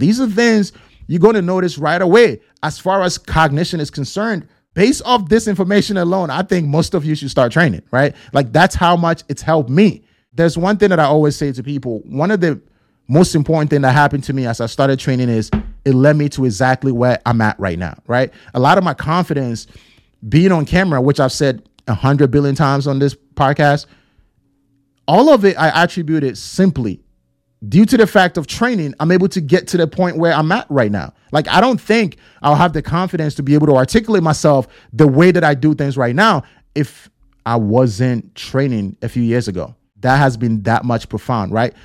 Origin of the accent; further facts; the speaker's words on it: Ghana; born and raised in Ghana